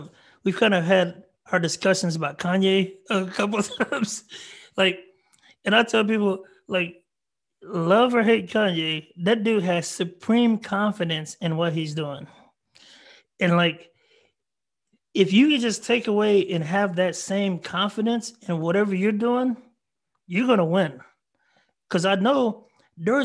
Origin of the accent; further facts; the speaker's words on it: Marlin, Texas, United States; I'm from a small town called Marlin, Texas, 3,000 people